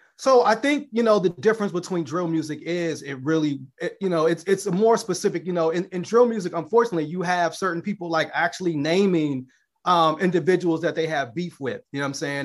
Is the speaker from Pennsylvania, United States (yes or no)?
no; Chicago, Illinois, United States; I'm coming from the South Side of Chicago